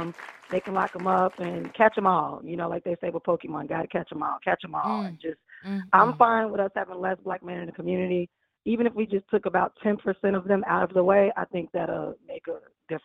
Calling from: Chicago, Illinois, United States; I'm calling from Chicago, Illinois.

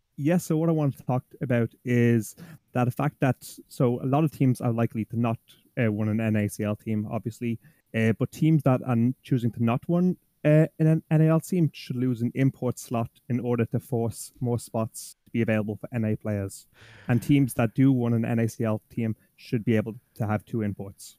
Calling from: Dublin, Leinster, Ireland; I'm calling from Dublin, Ireland

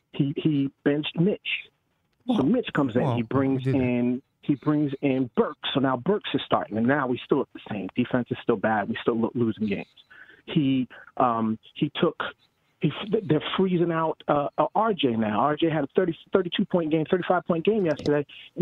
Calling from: Orlando, Florida, United States; I'm from Orlando, Florida right now.

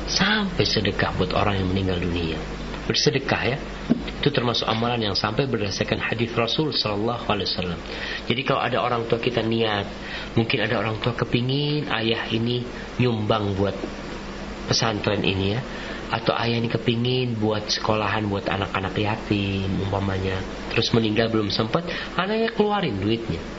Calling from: Cibinong, West Java, Indonesia; Dari um, Almina Cibinong.

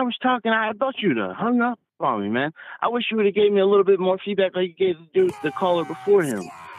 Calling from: New Jersey, United States; from Jersey.

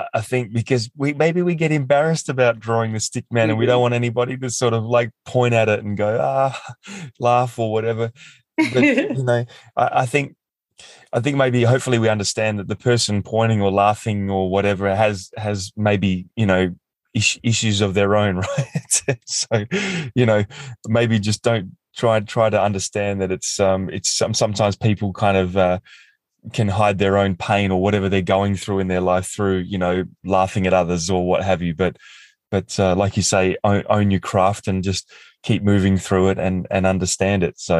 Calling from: Australia; I'm coming in from Australia and Rowan's in Montreal, Canada.

